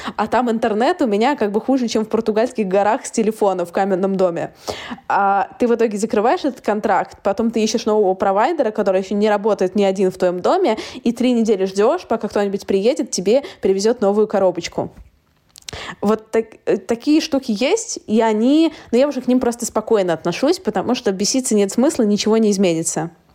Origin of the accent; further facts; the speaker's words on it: Saint Petersburg, Russia; moved away as an adult; now in London, United Kingdom; я сама из Питера